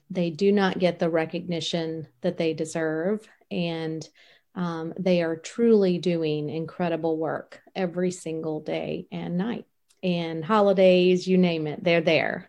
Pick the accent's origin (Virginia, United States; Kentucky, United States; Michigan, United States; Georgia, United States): Virginia, United States; Richmond; growing up in Richmond, Virginia